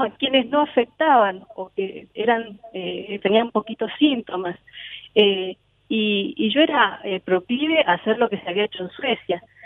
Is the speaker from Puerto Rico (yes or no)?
no; San Rafael, Mendoza, Argentina; now in Rivadavia, Argentina; Mi, mi terruño natal es San Rafael, pero hoy por cuestiones laborales estoy en Rivadavia, que es otro departamento de Mendoza